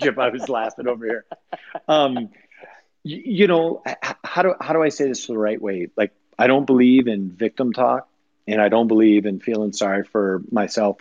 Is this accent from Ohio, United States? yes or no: no; Rochester, Minnesota, United States; moved away; I grew up just outside of Rochester